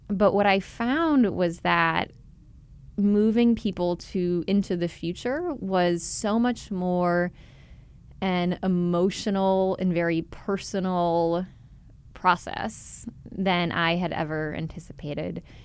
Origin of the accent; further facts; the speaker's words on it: Chicago, Illinois, United States; moved away as an adult; also born or lived in Philadelphia, United States / Los Angeles, United States; I grew up in Chicago